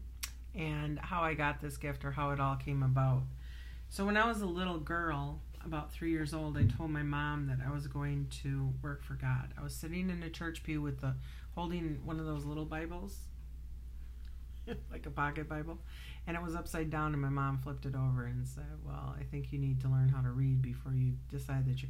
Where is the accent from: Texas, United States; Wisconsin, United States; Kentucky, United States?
Wisconsin, United States; Wisconsin Dells; I grew up in Wisconsin Dells